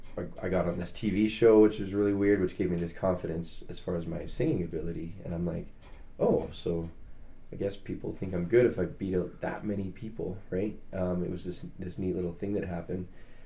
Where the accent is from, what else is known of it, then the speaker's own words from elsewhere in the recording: Calgary, Alberta, Canada; moved away; I was born in Calgary, moved back to Calgary